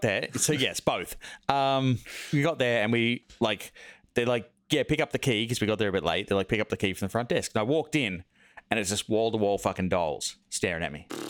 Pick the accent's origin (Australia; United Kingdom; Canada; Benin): Australia; semi outback Australia, six hours out of Sydney, New South Wales; moved away; I grew up in like semi outback Australia, like out in the bush, six hours out of Sydney